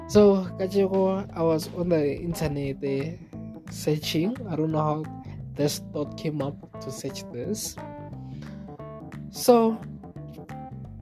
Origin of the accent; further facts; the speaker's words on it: South Africa; that's my country, and I've been there.